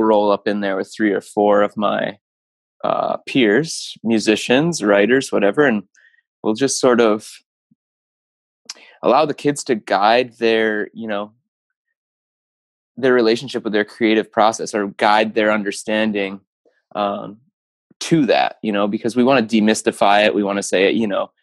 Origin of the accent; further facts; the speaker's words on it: Keweenaw Peninsula, Upper Peninsula of Michigan, United States; moved away as an adult; now in Kalamazoo, United States; I grew up in the Keweenaw Peninsula of Michigan, in the Upper Peninsula